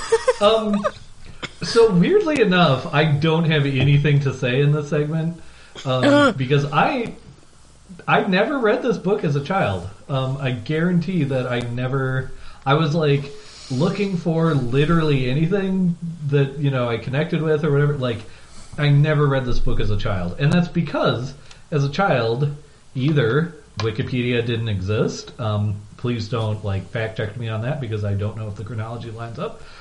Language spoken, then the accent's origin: English; Midwest, United States; I am from the Midwest, so I do sort of elide that word in a way that is potentially troubling.